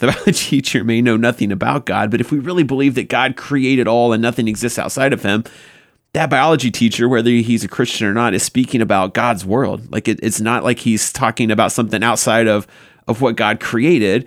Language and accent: English; the South, United States; I grew up in the South